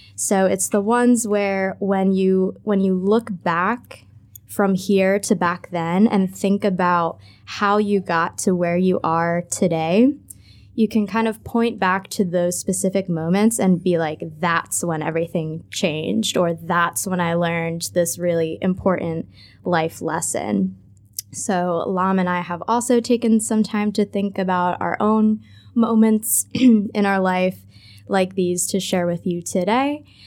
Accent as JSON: {"language": "English", "country": "United States", "moved": "as an adult", "lives_now": "Ho Chi Minh City, Vietnam", "said": "I am an American expat"}